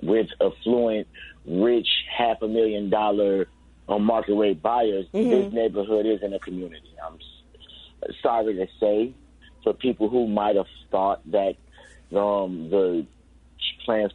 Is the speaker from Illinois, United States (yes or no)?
yes; Chicago, Illinois, United States; I grew up in Cabrini since childhood